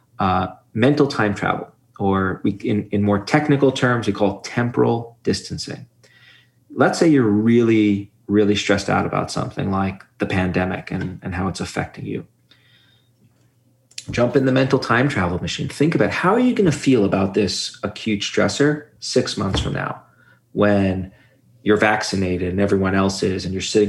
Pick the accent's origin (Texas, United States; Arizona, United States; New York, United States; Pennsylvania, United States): New York, United States; New York City; where I grew up in Brooklyn